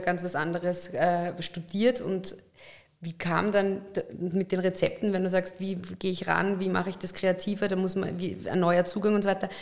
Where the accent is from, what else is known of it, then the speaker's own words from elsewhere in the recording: Upper Austria, Austria; ich bin ja Oberösterreicherin